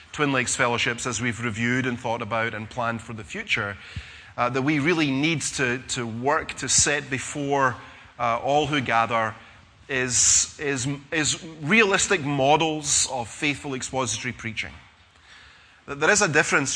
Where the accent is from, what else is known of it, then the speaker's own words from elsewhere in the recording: Scotland, United Kingdom; being Scottish